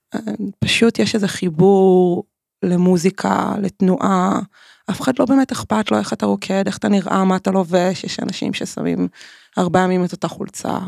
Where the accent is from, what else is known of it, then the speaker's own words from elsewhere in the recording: Tel Aviv, Tel Aviv District, Israel; נולדתי בתל אביב